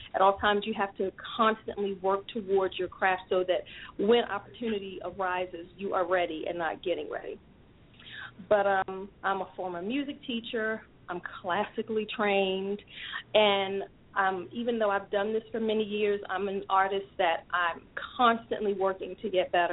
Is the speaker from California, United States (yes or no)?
no; Baltimore, Maryland, United States; I'm born and raised in Baltimore, Maryland.